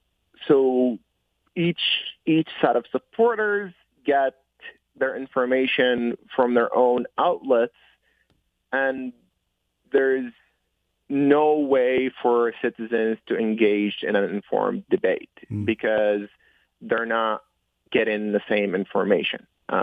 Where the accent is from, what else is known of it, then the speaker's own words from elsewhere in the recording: Detroit, Michigan, United States; I grew up in Detroit. I spent most of my adult life in Detroit after coming here as a 15, 16-year-old.